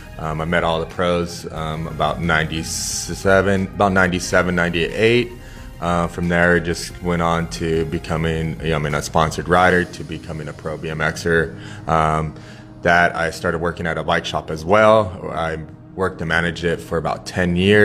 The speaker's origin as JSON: {"language": "English", "town": "Riverside", "region": "California", "country": "United States", "tie": "born or raised there", "said": "I'm born and raised in Riverside"}